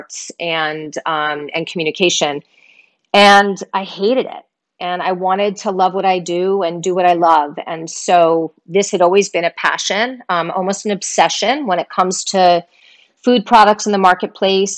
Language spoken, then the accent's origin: English; suburbs outside New York City, United States; I was born outside of New York City, and for the most part, that's, you know, that's where I was raised. Yeah, in the suburbs